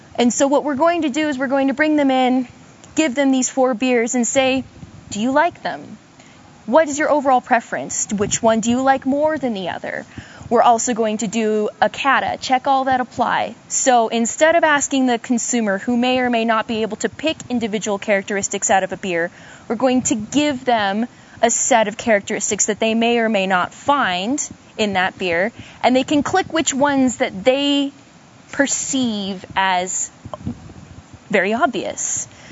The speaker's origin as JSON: {"language": "English", "region": "Idaho", "country": "United States", "moved": "yes", "lives_now": "Oregon, United States", "said": "I'm from Idaho originally, but I am currently in a graduate program working on my master's with Pat Hayes in the Barley program. I'm at Oregon State University"}